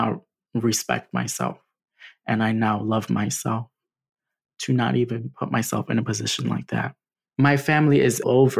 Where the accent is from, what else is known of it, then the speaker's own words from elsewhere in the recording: Trinidad & Tobago; specifically that I'm from Trinidad and Tobago.